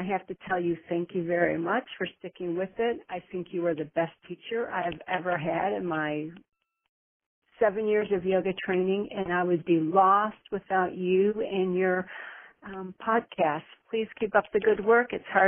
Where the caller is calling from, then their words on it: Houston, Texas, United States; I'm calling from Houston, Texas.